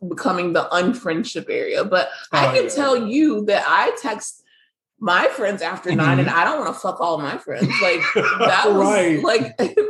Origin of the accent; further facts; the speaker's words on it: Florida, United States; We're from Florida too.